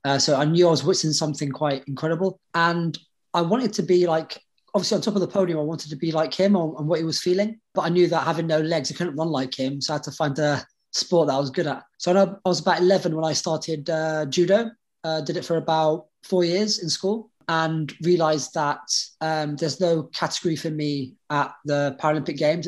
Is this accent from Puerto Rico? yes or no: no; Lebanon; now in United Kingdom; I was born in Lebanon at a time of a lot of like civil unrest.